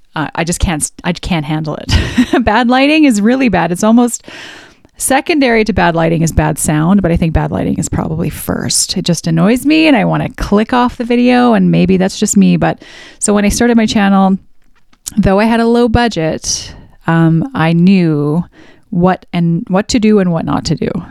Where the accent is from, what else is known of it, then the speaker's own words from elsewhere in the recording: Alberta, Canada; I was raised in Central Canada. No, I shouldn't say Central Canada. In Alberta